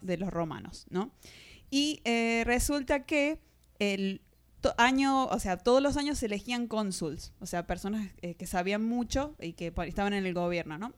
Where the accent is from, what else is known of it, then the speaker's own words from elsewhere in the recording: Argentina; moved away; de Argentina.